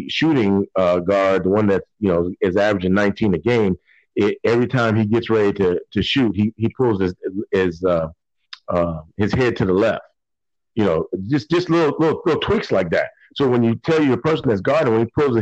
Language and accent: English; Virginia, United States; I'm originally from Virginia